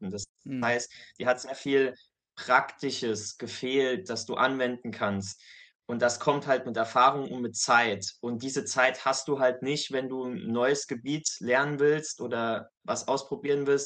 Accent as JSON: {"language": "German", "region": "Saarland", "country": "Germany", "said": "Ich bin aktuell 25 Jahre alt, komme aus dem kleinen Saarland in Deutschland"}